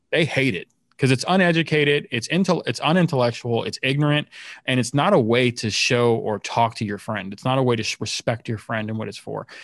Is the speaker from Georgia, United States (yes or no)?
no; Miami, Florida, United States; now in St. Louis, United States; I grew up in Miami and in Miami, Florida